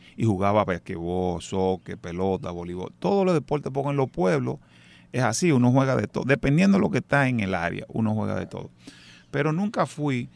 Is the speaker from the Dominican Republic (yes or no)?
yes; Dominican Republic; moved away; yo soy dominicano